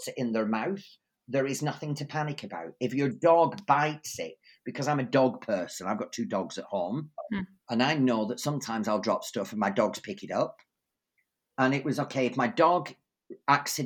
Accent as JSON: {"language": "English", "region": "England", "country": "United Kingdom", "tie": "born or raised there", "moved": "as an adult", "lives_now": "Sweden", "said": "I grew up in England"}